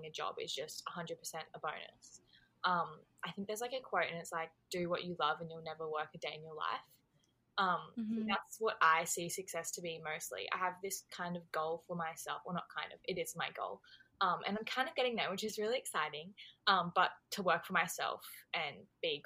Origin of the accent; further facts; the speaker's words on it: Australia; I am Australian